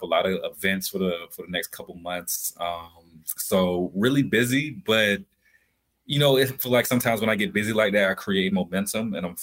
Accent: Albany, Georgia, United States; I'm from Albany, Georgia, deep down south, birthplace of …

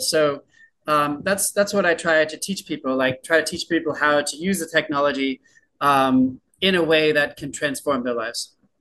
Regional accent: San Diego, California, United States; moved away as an adult; I'm from San Diego, California, which is a very nice place

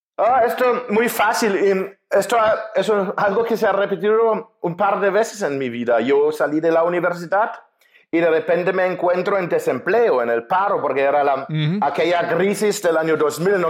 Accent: Germany; Spanish is a second language; moved away as an adult; also born or lived in Spain / Mexico; now in Budapest, Hungary; Yo soy alemán, nací en Alemania

